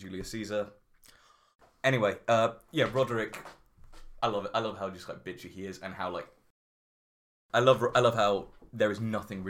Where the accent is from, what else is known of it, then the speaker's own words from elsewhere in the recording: Greater Manchester, North West England, United Kingdom; I'm not from Central. I'm from like Greater Manchester. I'm not from Central Manchester.